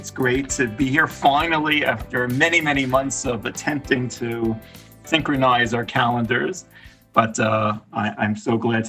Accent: Edison, New Jersey, United States; also born or lived in West Hempstead, New York / Highland Park, New Jersey; I am West Hempstead, New York born, was really raised in Edison, New Jersey, Highland Park.

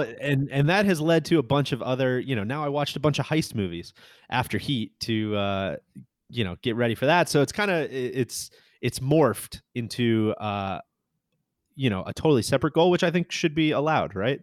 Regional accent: Midwest, United States; moved away as an adult; now in Florida, United States; I grew up in the Midwest

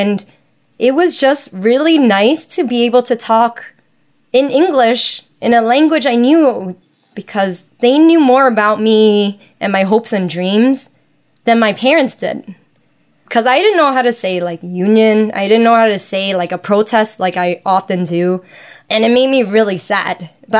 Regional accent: New York City, New York, United States; because I am a Chinese American, I was born and raised here in New York City. My parents don't speak English

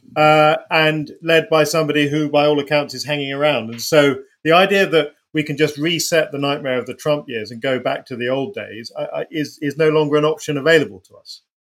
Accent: United Kingdom; as a British person, you can go anywhere in the world

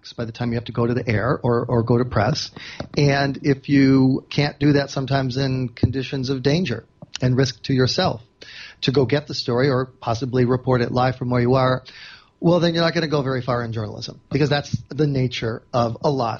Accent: Chicago, Illinois, United States; I grew up in Chicago, where, like, this is hard scrabble journalism town.

